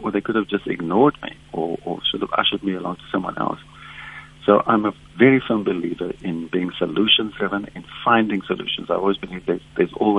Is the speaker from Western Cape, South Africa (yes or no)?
yes; Cape Town, Western Cape, South Africa; I'm from Bontheville